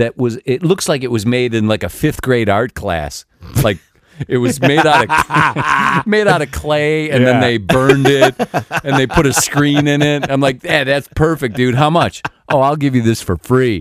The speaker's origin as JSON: {"language": "English", "region": "Illinois", "country": "United States", "said": "I'm from Illinois"}